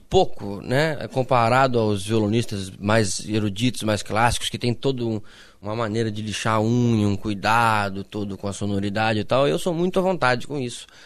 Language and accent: Portuguese; Passo Fundo, Rio Grande do Sul, Brazil; Eu sou de Passo Fundo.